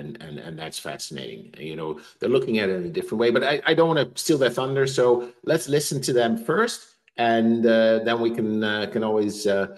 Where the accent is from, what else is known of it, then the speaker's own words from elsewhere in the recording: Amsterdam, North Holland, Netherlands; moved away; I'm from Amsterdam, right, in the Netherlands, or at least I spent most of my formative years in Amsterdam.